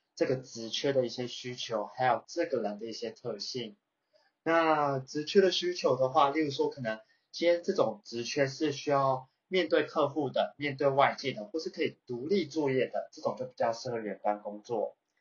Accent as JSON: {"language": "Chinese", "country": "Taiwan", "tie": "born or raised there", "moved": "as an adult", "lives_now": "Singapore", "said": "我是这个土生土长的台湾人"}